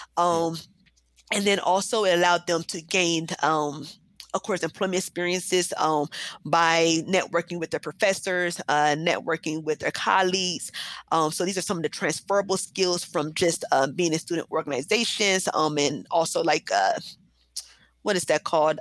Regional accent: Columbus, Ohio, United States; also born or lived in New Jersey / Akron, Ohio; I was born um, and raised actually well, in Columbus.

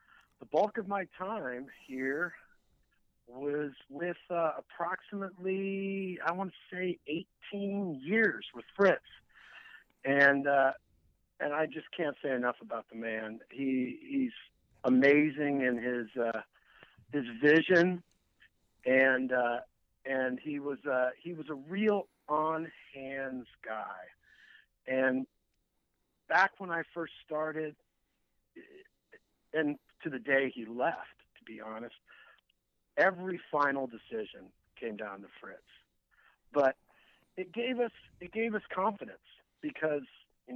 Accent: Dayton, Ohio, United States; now in San Francisco, United States; I grew up in Dayton, Ohio

